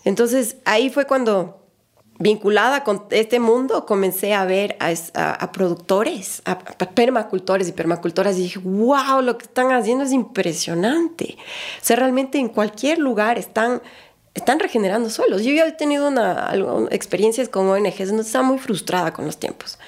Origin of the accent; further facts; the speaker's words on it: Cumbayá, Pichincha, Ecuador; moved away as an adult; now in Galápagos, Ecuador; Pues yo nací en Cumbayá. Cuando Cumbayá no era lo que es hoy día.